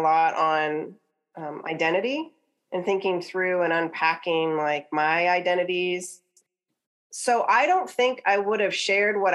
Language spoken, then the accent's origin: English; Kentucky, United States; I grew up in Kentucky